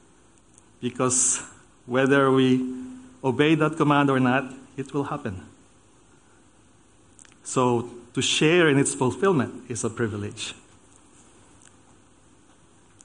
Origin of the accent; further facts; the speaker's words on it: Philippines; moved away as an adult; also born or lived in United States / Germany; now in Australia; I was born in the Philippines